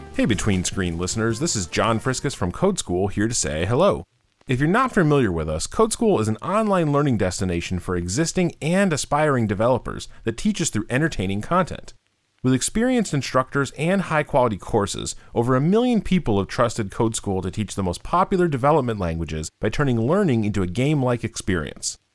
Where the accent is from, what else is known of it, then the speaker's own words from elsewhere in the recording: Bergen County, northern New Jersey, United States; now in Atlanta, United States; I grew up in northern New Jersey, just outside of Manhattan in Bergen County